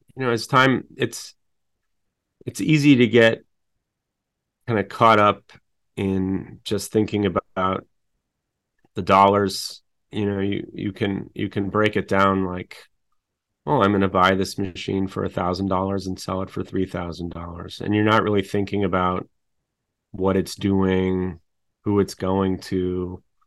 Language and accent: English; Chicago, Illinois, United States; I'm from Chicago